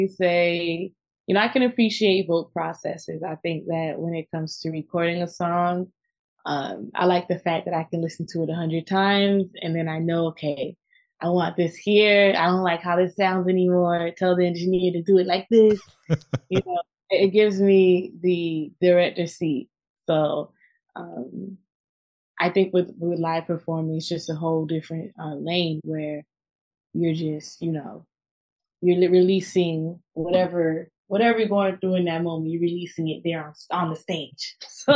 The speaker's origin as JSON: {"language": "English", "town": "Miami", "region": "Florida", "country": "United States", "tie": "born or raised there", "also_born_or_lived": "Brooklyn, New York", "moved": "as an adult", "lives_now": "New York, United States", "said": "I'm born and raised in Miami"}